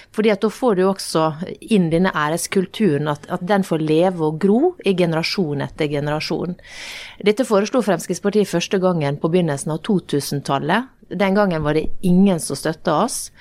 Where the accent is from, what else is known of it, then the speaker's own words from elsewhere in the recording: Norway; vokste opp i Norge, akkurat sånn som meg